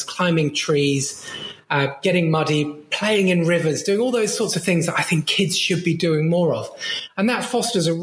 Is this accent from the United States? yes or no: no; Brighton, South East England, United Kingdom; I grew up in Brighton and we lived both in the city, but also just outside in the countryside